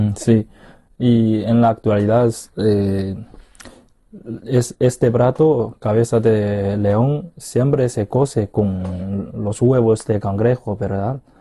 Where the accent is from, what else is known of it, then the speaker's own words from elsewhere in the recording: Huai'an, Jiangsu, China; Spanish is a second language; moved away; Yangzhou está muy cerca de mi ciudad natal, Huayan, eh, más o menos a unos 200 kilómetros